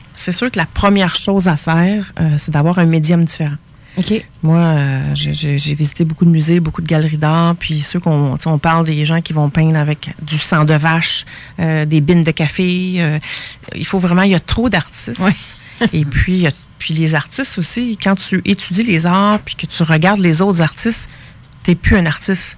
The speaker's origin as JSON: {"language": "French", "region": "Quebec", "country": "Canada", "said": "Je suis québécoise"}